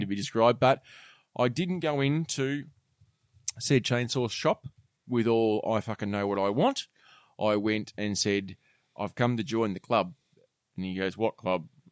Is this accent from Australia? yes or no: yes; Australia; I was very proud as an Australian